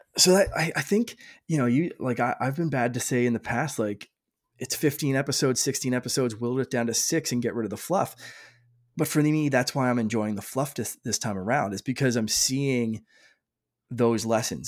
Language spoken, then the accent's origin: English; Canada; I'm Canadian